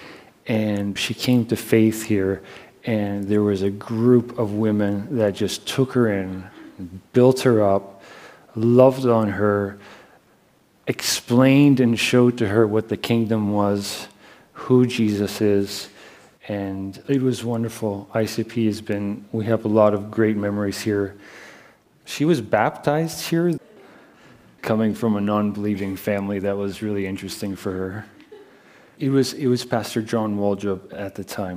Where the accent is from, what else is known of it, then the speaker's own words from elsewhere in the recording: Canada; moved away; I'm Canadian.